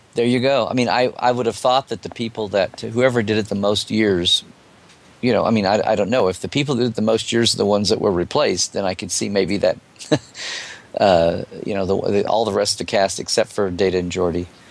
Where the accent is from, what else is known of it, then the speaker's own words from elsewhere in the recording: United States; as an American